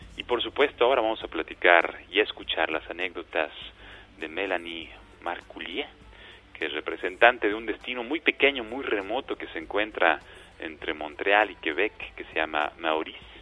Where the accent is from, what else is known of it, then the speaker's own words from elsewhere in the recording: Mexico; lo somos los mexicanos